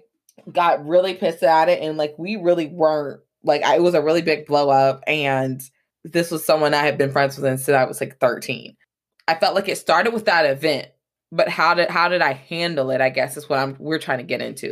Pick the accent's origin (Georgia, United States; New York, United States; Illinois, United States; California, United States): Georgia, United States; Atlanta; I grew up in Atlanta, Georgia